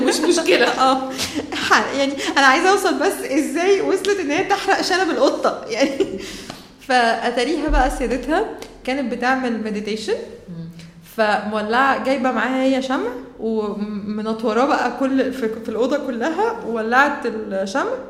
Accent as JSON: {"language": "Arabic", "country": "Egypt", "said": "انا اصلا من مصر طالعه"}